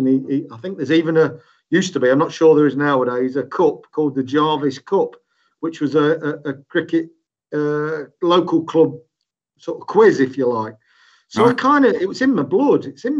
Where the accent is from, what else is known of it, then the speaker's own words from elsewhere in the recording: Leicester, East Midlands, United Kingdom; moved away as an adult; also born or lived in Huddersfield; now in Leicester, United Kingdom; here in Leicester. That's where I was born and bred. A lot of people, some people think I'm from Huddersfield, some people think I'm from Oldham, but I was born and bred here in Leicester.